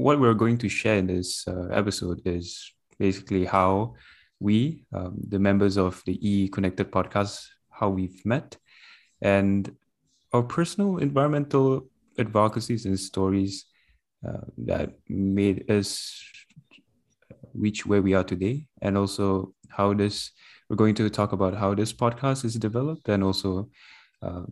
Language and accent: English; Brunei; I'm from Brunei, Darussalam